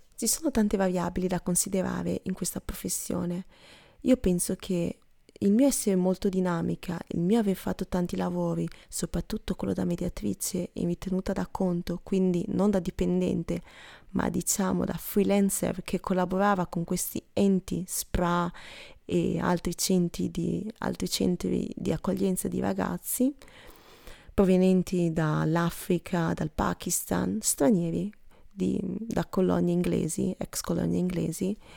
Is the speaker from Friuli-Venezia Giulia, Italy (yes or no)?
no; Stanghella, Veneto, Italy; moved away as an adult; noi a Stanghella abbiamo una bellissima chiesa